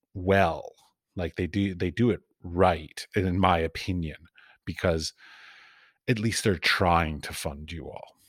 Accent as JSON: {"language": "English", "town": "Washington", "region": "District of Columbia", "country": "United States", "tie": "born or raised there", "said": "I grew up in Washington, D C"}